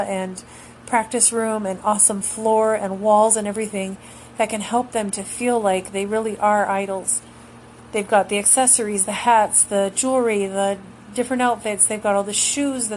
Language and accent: English; United States; as an American in the U.S., being raised here in the North American continent my whole life